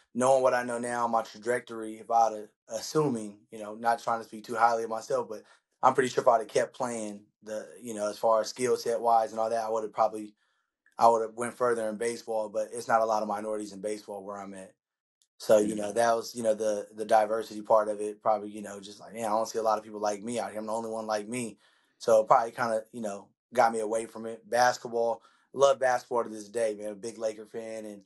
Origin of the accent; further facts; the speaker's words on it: Stockton, California, United States; born and raised in Stockton, California.